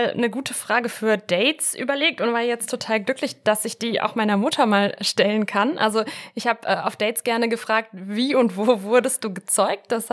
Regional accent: Italy; moved away; ich bin ja auch in Italien aufgewachsen

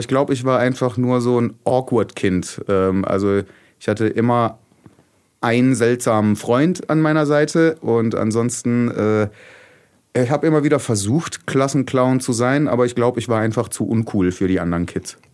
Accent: Oberderdingen, Baden-Württemberg, Germany; also born or lived in Bretten; now in Heilbronn, Germany; aufgewachsen bin ich aber in Oberderdingen

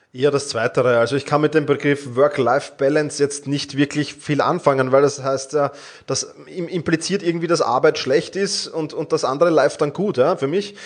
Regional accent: Vienna, Austria; ich komme aus Wien

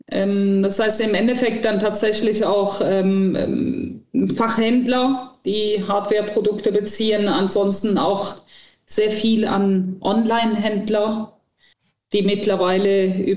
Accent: Cologne, North Rhine-Westphalia, Germany; Ich finde, das gehört als Kölnerin dazu.

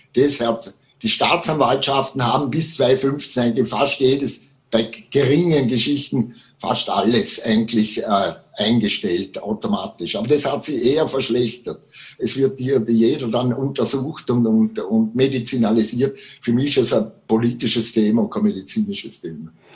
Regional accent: Vorarlberg, Austria; bei uns im Ländle in Vorarlberg

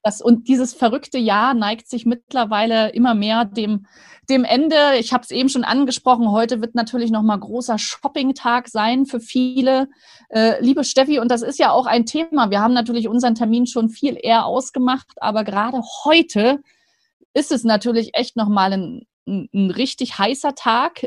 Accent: Rostock, Mecklenburg-Vorpommern, Germany; now in Stuttgart, Germany; Ich als altes Nordlicht

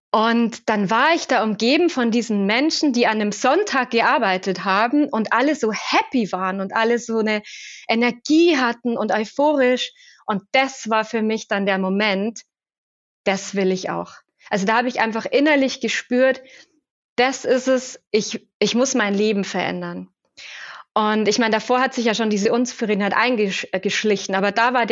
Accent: Regensburg, Bavaria, Germany; Ich bin aufgewachsen in Regensburg und habe dann gestartet bei Siemens ganz klassisch ähm, kaufmännische Ausbildung

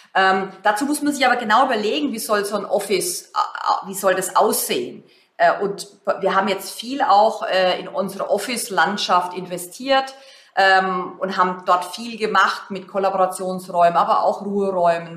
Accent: Germany; wir uns als Deutsche

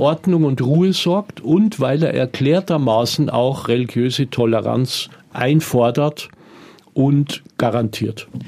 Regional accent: Germany; also born or lived in Tunis, Tunisia; Bei uns in Deutschland

